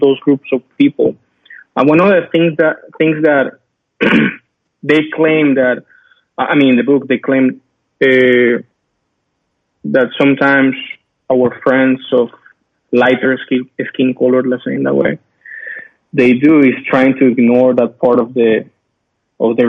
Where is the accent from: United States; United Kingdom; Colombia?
Colombia; moved away; I'm from Colombia